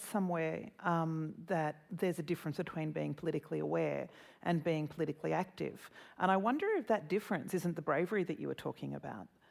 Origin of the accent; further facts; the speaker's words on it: Australia; as an Australian